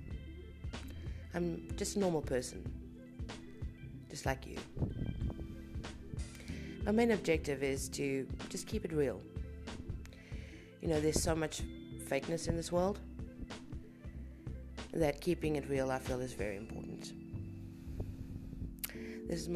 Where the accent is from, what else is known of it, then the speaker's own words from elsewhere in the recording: South Africa; I'm a South African